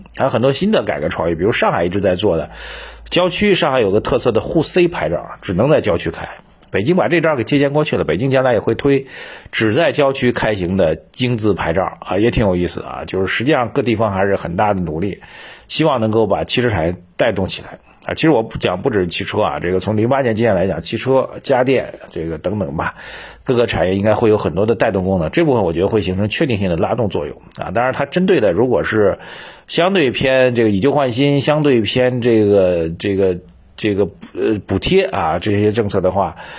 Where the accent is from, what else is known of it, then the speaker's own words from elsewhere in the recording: China; 我们中国人